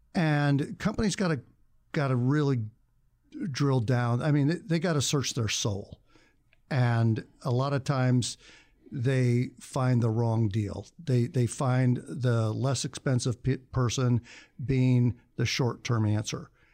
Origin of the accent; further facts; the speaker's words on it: Indiana, United States; moved away as an adult; also born or lived in Chicago; now in Tucson, United States; I am leaving Indiana slash Chicago for good. And, um, and I would've left when I was eighteen, but out-of-state tuition is so stupidly ridiculous that I stayed in Indiana for four years, uh, uh, four years more after graduating from high school